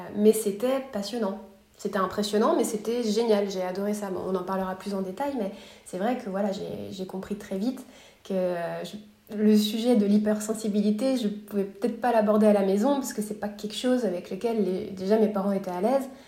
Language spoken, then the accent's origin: French; near Paris, Île-de-France, France; moved away as an adult; also born or lived in Montreal, Quebec, Canada / Los Angeles, United States; now in Austin, United States; Je suis née à Montréal au Québec, j'ai grandi près de Paris